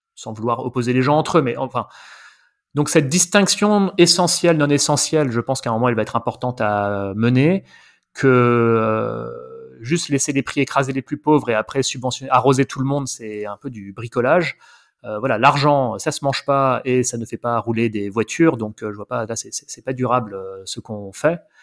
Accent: Paris, Île-de-France, France; also born or lived in Ariège; je suis parisien. Euh, j'ai vécu une bonne partie de ma vie à Paris

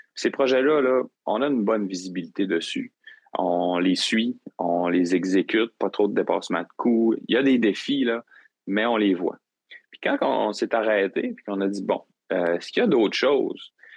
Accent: Gaspésie, Quebec, Canada; moved away as an adult; now in Rimouski, Canada; je suis originaire de la Gaspésie, puis, euh, je suis venu à Rimouski pour mes études.

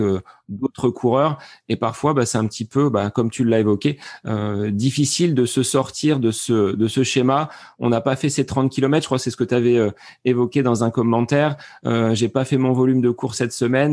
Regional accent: France; chez nous en France

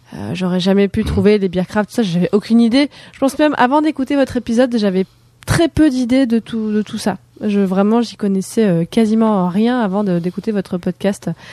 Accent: Morocco; moved away; j'ai grandi au Maroc

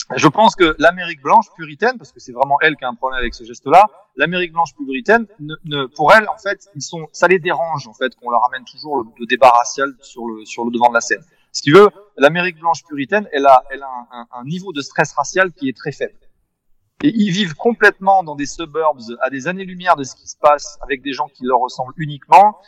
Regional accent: France; je suis d'origine américaine par mon grand-père, mais, mais c'est vrai que je suis français avant tout

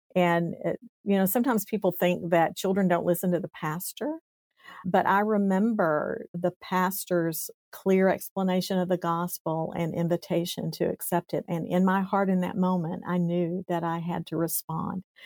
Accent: East Tennessee, United States; I grew up in East Tennessee. So I tell people I'm a hillbilly. I came from the hills of East Tennessee in a little tiny town.

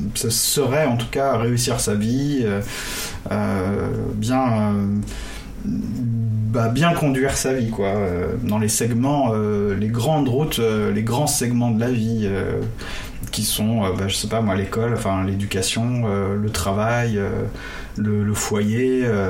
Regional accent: Brittany, France; dans mon enfance, justement, en Bretagne

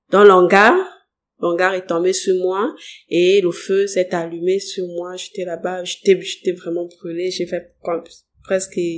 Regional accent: Moanda, Haut-Ogooué, Gabon; on a tellement déménagé, on était au Fumier, Mukaba, euh, Montagne 5.

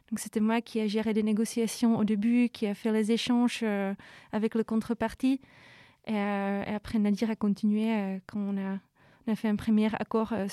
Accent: Czechia; French is a second language; moved away as an adult; also born or lived in Brussels, Belgium; now in Paris, France; République tchèque, mais je vis à l'étranger depuis 10 ans.

